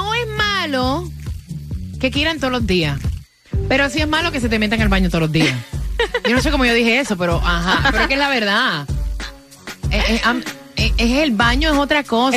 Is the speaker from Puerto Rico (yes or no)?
yes; Puerto Rico; soy boricua